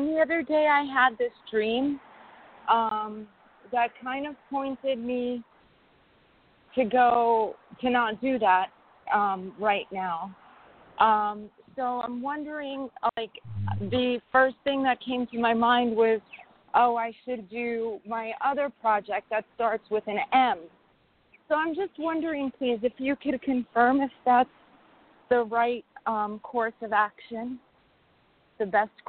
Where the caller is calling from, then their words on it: New York, United States; from New York.